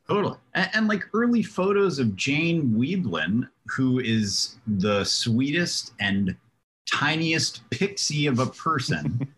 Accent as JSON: {"language": "English", "town": "Cincinnati", "region": "Ohio", "country": "United States", "said": "I'm from Cincinnati, Ohio."}